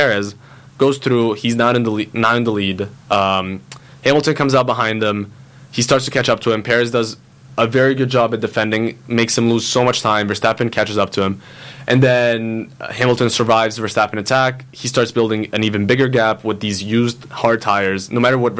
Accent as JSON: {"language": "English", "country": "Italy", "tie": "born or raised there", "moved": "yes", "said": "I was born in Italy. I grew up in Italy."}